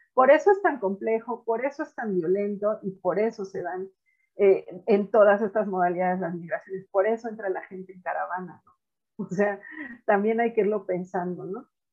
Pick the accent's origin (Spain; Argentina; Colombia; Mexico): Mexico; also born or lived in Puebla / Sinaloa; acá en casa que somos de Puebla y de Sinaloa